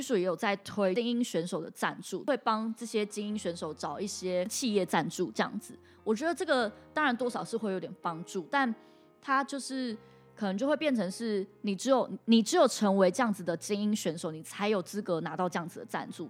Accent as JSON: {"language": "Chinese", "country": "Taiwan", "said": "我们台湾人"}